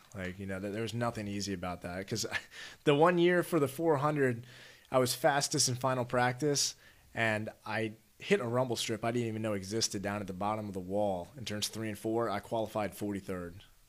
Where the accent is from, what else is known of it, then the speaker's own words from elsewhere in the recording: Maryland, United States; Okay. In Maryland, yeah.